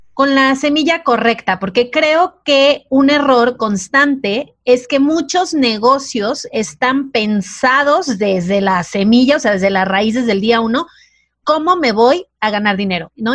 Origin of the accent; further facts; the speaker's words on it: Mazatlán, Sinaloa, Mexico; yo vengo de Mazatlán